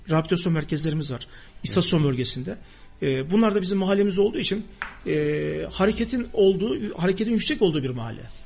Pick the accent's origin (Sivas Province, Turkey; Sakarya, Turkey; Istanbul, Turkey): Sivas Province, Turkey; Gemerek; moved away; also born or lived in Kayseri; ben Sivas Gemerek doğumluyum.